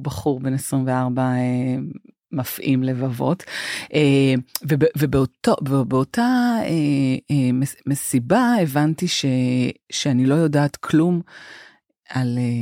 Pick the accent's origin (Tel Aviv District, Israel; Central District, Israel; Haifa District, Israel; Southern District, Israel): Tel Aviv District, Israel; Holon; אנחנו גדלנו אה, בחצי חדר בשכונת אה, ג'סי כהן בחולון